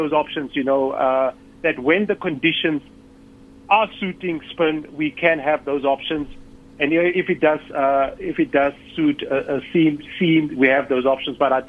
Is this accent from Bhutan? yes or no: no; South Africa; as a South African team